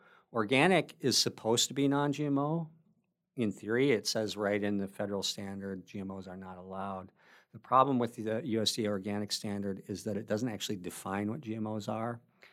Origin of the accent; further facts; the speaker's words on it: Wisconsin, United States; small family farms like the one that I grew up on in Wisconsin.